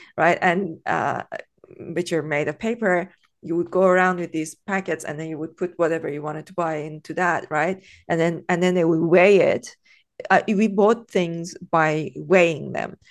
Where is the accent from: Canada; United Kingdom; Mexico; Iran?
Iran; moved away; growing up in Iran